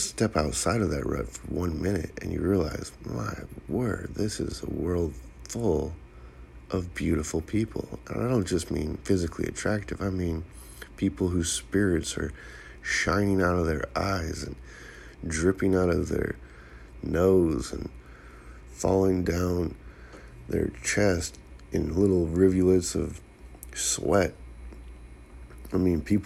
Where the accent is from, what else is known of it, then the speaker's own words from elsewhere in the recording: Santa Cruz, California, United States; growing up in Santa Cruz